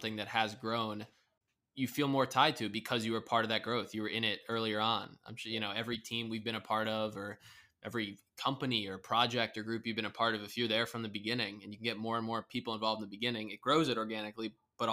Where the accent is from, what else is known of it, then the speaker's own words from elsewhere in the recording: Stamford, Connecticut, United States; I'm from Stanford